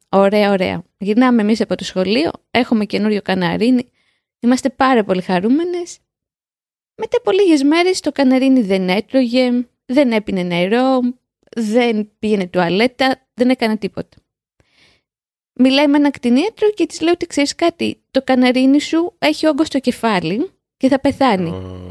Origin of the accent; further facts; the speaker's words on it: Piraeus, Attica, Greece; Στο σπίτι μεγαλώσαμε, στον Πειραιά.